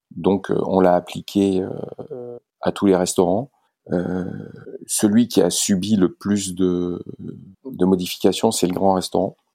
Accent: Valence, Auvergne-Rhône-Alpes, France; Je suis originaire de Valence.

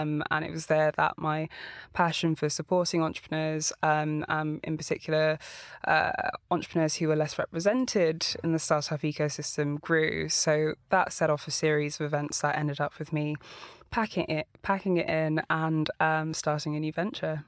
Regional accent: London, United Kingdom; I was born in Walthamstow.

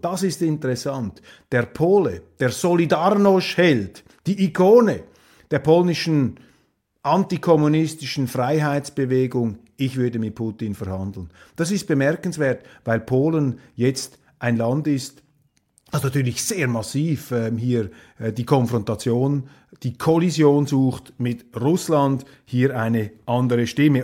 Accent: Switzerland; also born or lived in Germany; als Schweizer

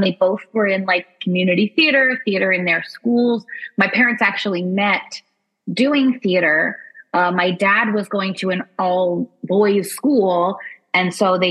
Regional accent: New Jersey, United States; also born or lived in Brooklyn, New York; I grew up there till I was like 3 or 4, and then we moved to New Jersey

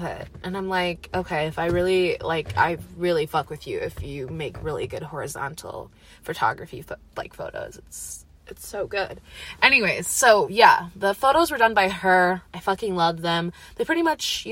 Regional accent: Eau Claire, Wisconsin, United States; also born or lived in Madison, Wisconsin / Menomonie, Wisconsin; I'm also from Eau Claire, Wisconsin. I've lived there most of my life. I was born in Madison, Wisconsin, lived there for 5 years, but truly an Eau Claire native.

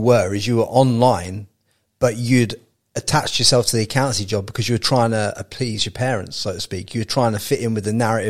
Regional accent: Peterborough, East of England, United Kingdom; I'm from Peterborough, mate.

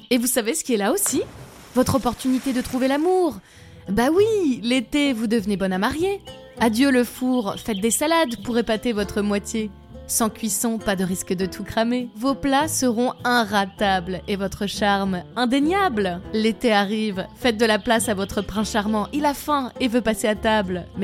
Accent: southern France, France; accent: southern French; l'accent du sud, bordel si je dois mettre un euro dans une tirelire pour, euh, pour toutes les fois où je parle avec un accent du sud

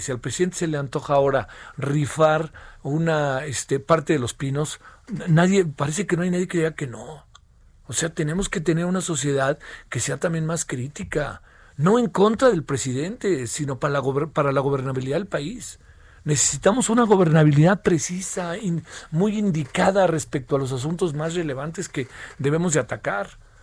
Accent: Mexico; somos mexicanos

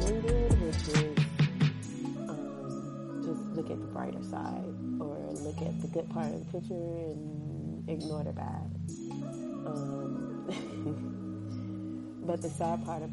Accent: Miami, Florida, United States; I'm from Miami

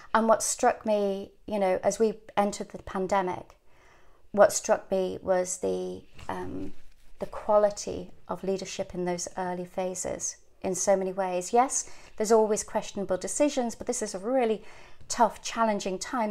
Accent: Ireland; also born or lived in England; growing up in Ireland in a convent school

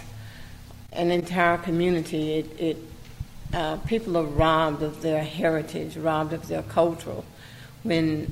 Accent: Gulfport, Mississippi, United States; I said I was from Gulfport, Mississippi.

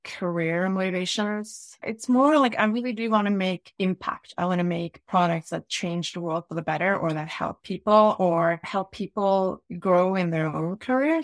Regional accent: Norway; I was born in Ofa, in Norway. I grew up in the suburbs by the ocean

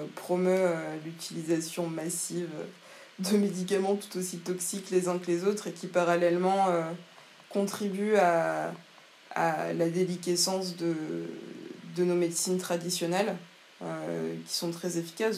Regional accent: Martinique; chez nous à Sainte-Thérèse

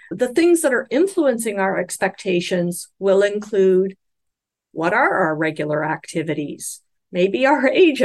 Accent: Canada; I'm speaking as a Canadian

